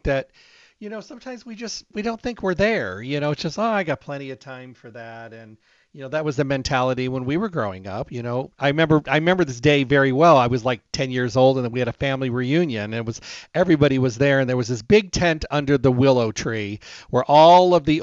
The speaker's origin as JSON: {"language": "English", "region": "Michigan", "country": "United States", "tie": "born or raised there", "said": "I was raised in Michigan, out in the country"}